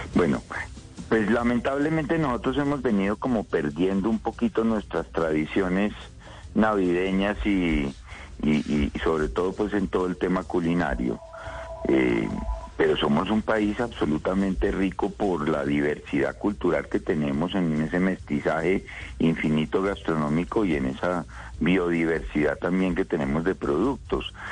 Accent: Colombia

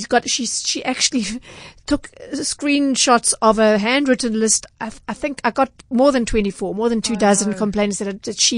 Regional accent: Durban, KwaZulu-Natal, South Africa; I'm from Durban, so I know the centre well

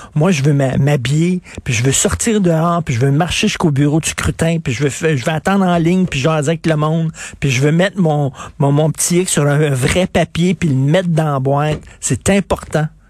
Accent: Quebec, Canada; je suis québécois

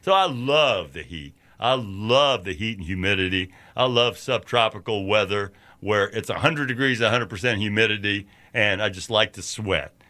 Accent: Louisville, Kentucky, United States; moved away; also born or lived in New York City; growing up in Louisville, working, putting up hay in the summertime

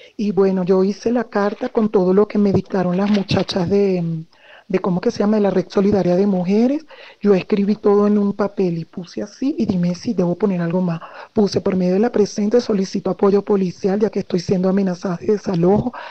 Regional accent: Venezuela; now in Colombia; nosotros somos venezolanas

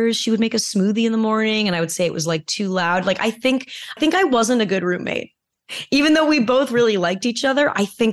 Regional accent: California, United States; I grew up in California

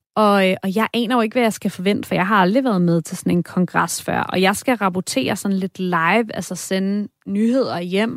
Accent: Denmark; jeg er fra Danmark

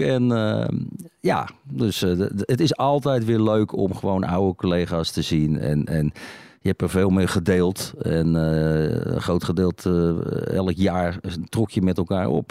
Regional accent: Netherlands; Ik ben Nederlander

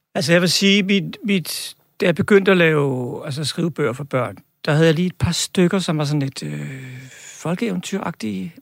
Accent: Albertslund, Capital Region of Denmark, Denmark; min barndom i Albertslund

